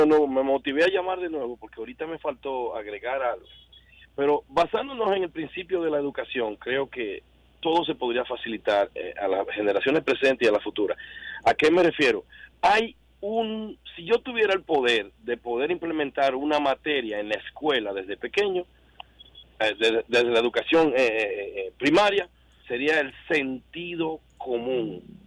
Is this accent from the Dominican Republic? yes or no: yes; Dominican Republic; yo siendo dominicano